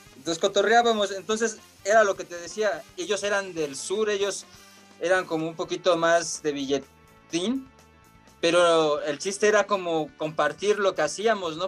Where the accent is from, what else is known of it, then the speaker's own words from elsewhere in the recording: Mexico City, Mexico; nosotros somos de acá de Iztacalco